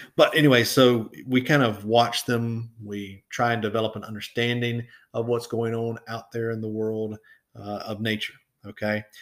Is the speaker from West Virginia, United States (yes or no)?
no; Florida, United States; moved away; when I go home to Florida, to my hometown